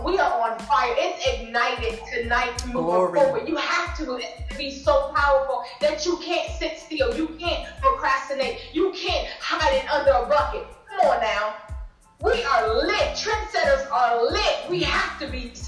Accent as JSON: {"language": "English", "region": "Delaware", "country": "United States", "said": "I'm from Delaware. It's very small, very rural"}